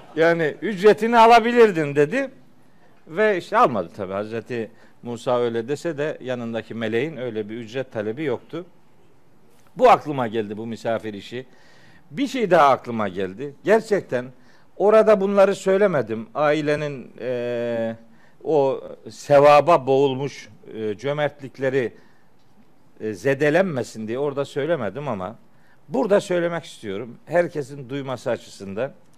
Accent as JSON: {"language": "Turkish", "town": "Çaykara", "region": "Trabzon", "country": "Turkey", "moved": "yes", "said": "Ofluyuz. Elhamdülillah. Çaykaralıyız."}